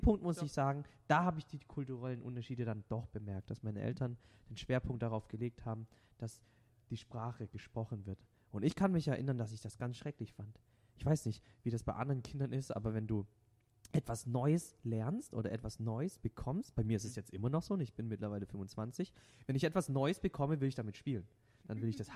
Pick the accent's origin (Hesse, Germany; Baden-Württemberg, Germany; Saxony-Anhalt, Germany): Baden-Württemberg, Germany; first language Vietnamese; German is a second language; now in Ladenburg, Germany; ich habe tatsächlich, bis ich drei Jahre bin, kein Wort Deutsch gesprochen